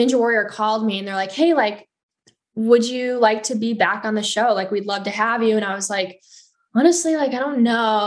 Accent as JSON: {"language": "English", "town": "Hartland", "region": "Wisconsin", "country": "United States", "tie": "born or raised there", "also_born_or_lived": "Madison", "said": "Heartland, my hometown"}